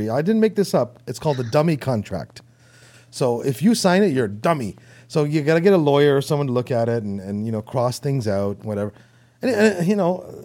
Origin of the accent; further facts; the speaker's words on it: Toronto, Ontario, Canada; accent: Canadian; I'm from Toronto.